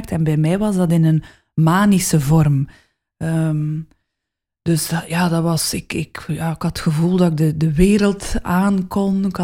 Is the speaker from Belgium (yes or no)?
yes; West Flanders, Belgium; accent: West Flemish